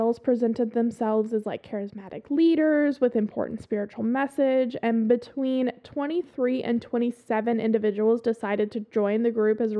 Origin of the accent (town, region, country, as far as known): the South, Southern United States, United States; accent: southern